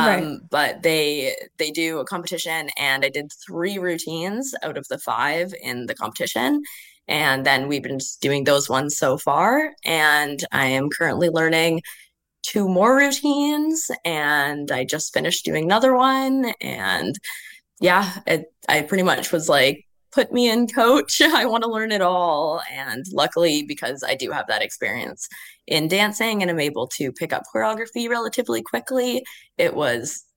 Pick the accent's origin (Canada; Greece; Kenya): Canada; moved away as an adult; also born or lived in Western Canada; now in Melbourne, Australia; I'm Canadian.